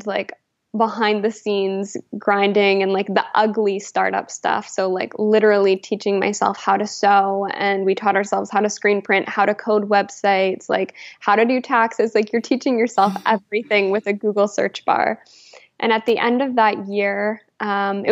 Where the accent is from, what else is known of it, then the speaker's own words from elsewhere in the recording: Alberta, Canada; moved away as an adult; also born or lived in New Brunswick; I'm originally from Alberta